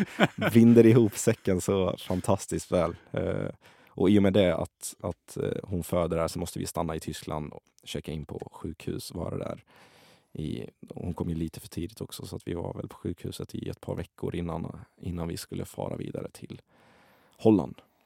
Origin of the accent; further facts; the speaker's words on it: Kallinge, Blekinge, Sweden; also born or lived in Iraq; Jag upplevde min barndom i, i Kallinge jag blev människa igen i Kallinge. Och, eh, varför Kallinge blev det absolut bästa stället, utöver att jag växte upp där